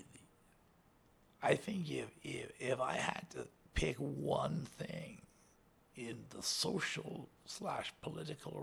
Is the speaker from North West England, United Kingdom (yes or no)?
yes; Liverpool, North West England, United Kingdom; I was a kid from Liverpool, you know. My dad worked on the docks